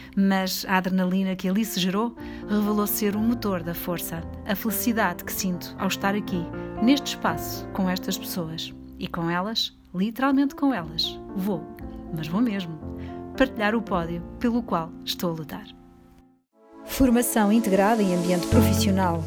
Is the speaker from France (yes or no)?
no; Lisbon, Portugal; tenho 46 anos e venho de Lisboa